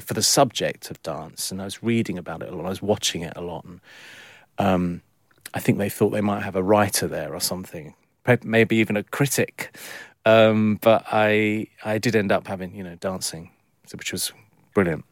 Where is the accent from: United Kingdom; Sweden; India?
United Kingdom; London; born in London, I'm a Londoner